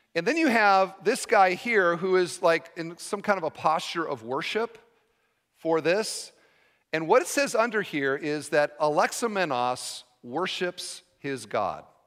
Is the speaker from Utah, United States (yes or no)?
no; Iowa, United States; I'm from Iowa